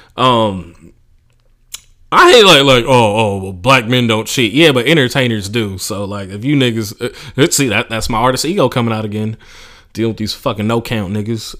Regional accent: Oakland, California, United States; just growing up in Oakland

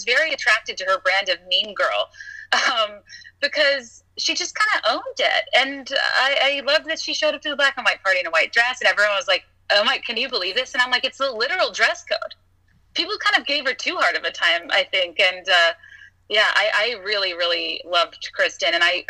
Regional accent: the South, United States; I grew up in the South

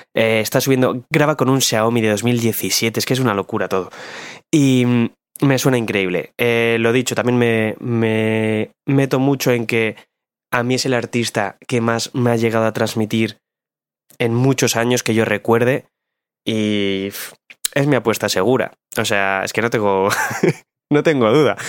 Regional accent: Bilbao, Basque Country, Spain; vengo del barrio minero de Bilbao.

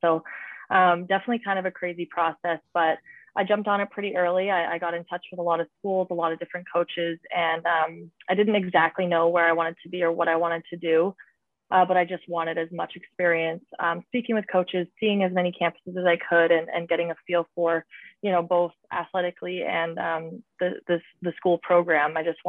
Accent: Boston, Massachusetts, United States; now in Toronto, California, United States; considering I came from Boston, and I know quite a few girls on the Boston Pride team.

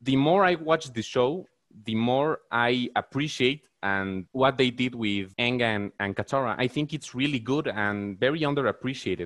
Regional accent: Mexico; i'm from mexico

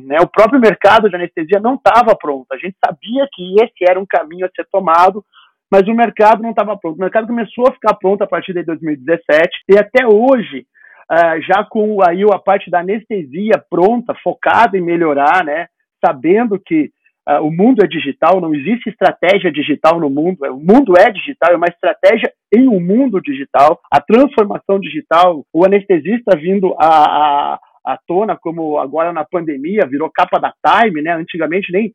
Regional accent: Rio Grande do Sul, Brazil; moved away as an adult; also born or lived in Campinas; eu sou natural do Rio Grande do Sul, eu fiz residência em Campinas

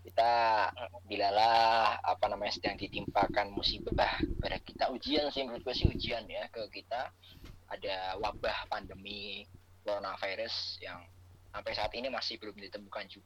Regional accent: Semarang, Central Java, Indonesia; now in Jakarta, Indonesia; ada bahwa gue tuh orang Semarang yang masih kesasar di Jakarta nggak bisa balik

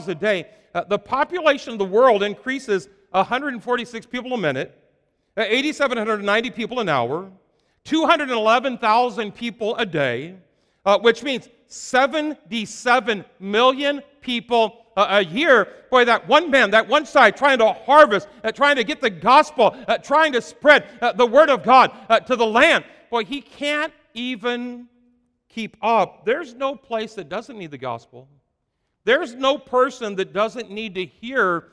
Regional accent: Iowa, United States; I'm from Iowa

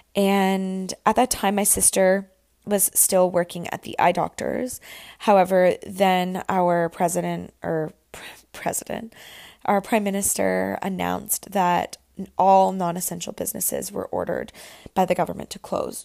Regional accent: Camelford, Ontario, Canada; moved away as an adult; now in Toronto, Canada; I went home to spend the weekend in Camelford

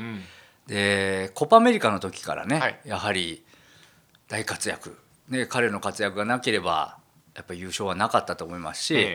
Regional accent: Okayama, Japan; moved away; 僕のあの地元の出身で岡 山県

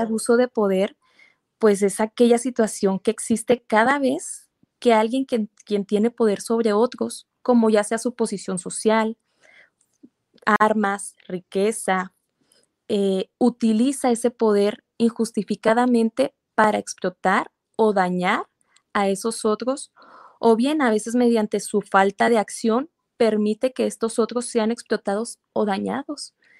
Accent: Mexico; soy psicóloga eh, mexicana

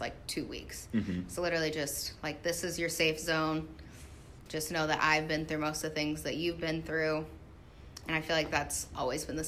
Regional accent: Ottumwa, Iowa, United States; also born or lived in Des Moines, Iowa; I'm from Ottumwa, Iowa

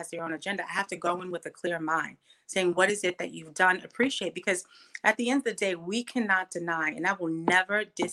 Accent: New York City, New York, United States; I'm born and raised on Staten Island, New York

